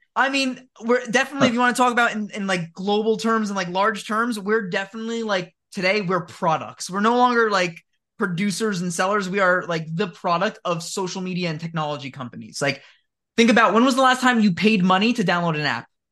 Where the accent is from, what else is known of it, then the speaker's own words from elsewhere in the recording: New Jersey, United States; I live in New Jersey, born and raised